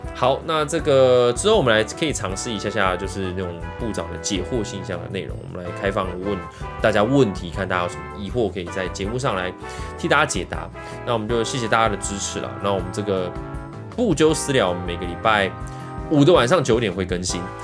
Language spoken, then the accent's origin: Chinese; Los Angeles, California, United States; 因为我本身是在洛杉矶长大的， 洛杉矶出生的